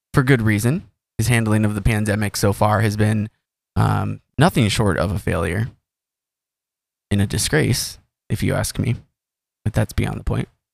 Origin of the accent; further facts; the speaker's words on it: United States; as an American